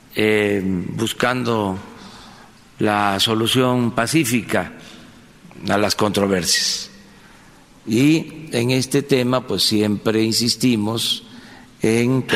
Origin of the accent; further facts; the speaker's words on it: Tabasco, Mexico; desde Paraíso, Tabasco, desde mi tierra